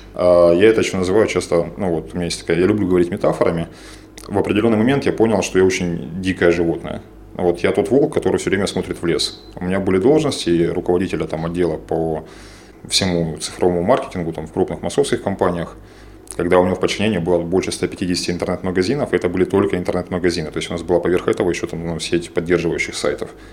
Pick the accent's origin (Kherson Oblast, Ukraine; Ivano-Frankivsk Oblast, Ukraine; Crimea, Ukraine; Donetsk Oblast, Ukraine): Donetsk Oblast, Ukraine; Donetsk; moved away as an adult; also born or lived in Dnipropetrovsk; now in Kyiv, Ukraine; я из Донецка, я третье поколение